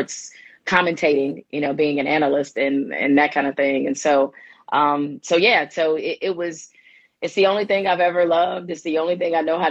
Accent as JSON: {"language": "English", "town": "Detroit", "region": "Michigan", "country": "United States", "said": "I'm originally from Detroit, the 313."}